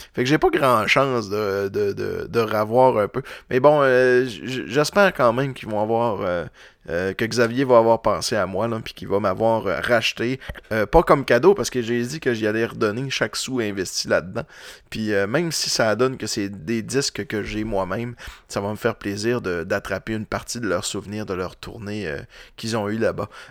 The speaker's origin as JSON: {"language": "French", "town": "Roberval", "region": "Quebec", "country": "Canada", "tie": "born or raised there", "moved": "yes", "lives_now": "Quebec City, Canada", "said": "je viens de Roberval, puis au lac Saint-Jean"}